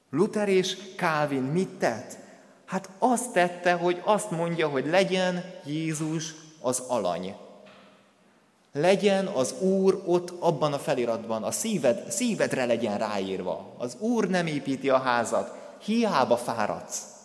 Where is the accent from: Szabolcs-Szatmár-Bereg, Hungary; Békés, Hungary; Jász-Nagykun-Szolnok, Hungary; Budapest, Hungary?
Békés, Hungary; Kondoros; moved away; az a templom, ahonnan én származom, a Békés megyei Kondorosnak az evangélikus temploma